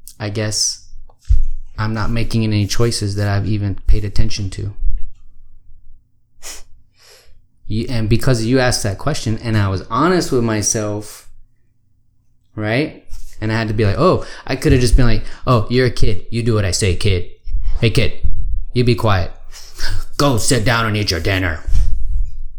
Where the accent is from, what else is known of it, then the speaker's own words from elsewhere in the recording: Austin, Texas, United States; moved away as an adult; I grew up here in Austin. And I thought it would be cool to come back here